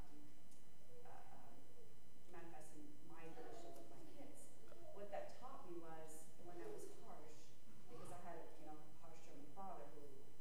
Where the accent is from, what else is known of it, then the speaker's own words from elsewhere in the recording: Romania; now in United States; I was born in Romania